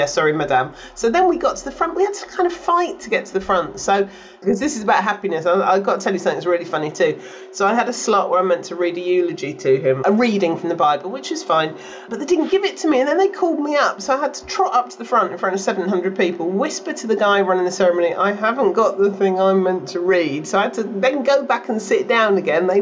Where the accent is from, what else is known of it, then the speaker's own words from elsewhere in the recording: United Kingdom; I'm a Brit